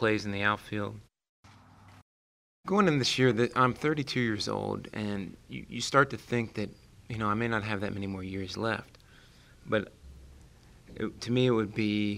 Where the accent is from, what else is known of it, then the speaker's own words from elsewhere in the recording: Cincinnati, Ohio, United States; now in Arizona, United States; I grew up in Cincinnati